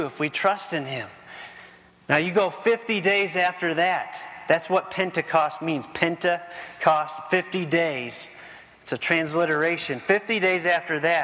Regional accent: Ohio, United States; I grew up in Ohio

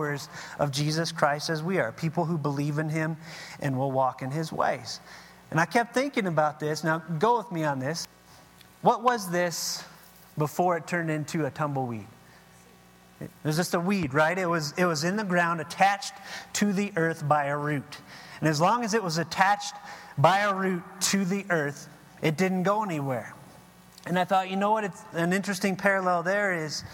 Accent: Ohio, United States; now in Arizona, United States; I'm from Ohio

